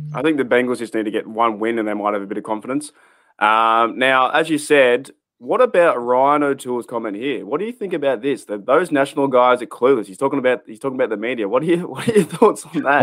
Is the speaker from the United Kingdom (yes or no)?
no; Australia; as an Australian fan, coming from so far away